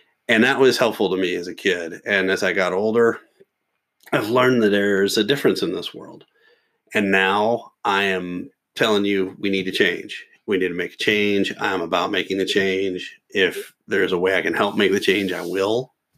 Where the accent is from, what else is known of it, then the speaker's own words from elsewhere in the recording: Louisville, Kentucky, United States; my hometown